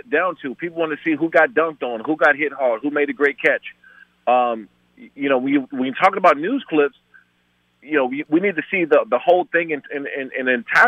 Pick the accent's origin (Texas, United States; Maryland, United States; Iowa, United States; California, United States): Maryland, United States; Prince George's County; I grew up in PG County, in Maryland